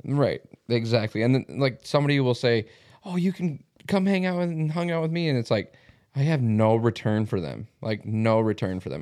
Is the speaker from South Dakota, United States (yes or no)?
yes; Mitchell, South Dakota, United States; moved away; this is obviously my hometown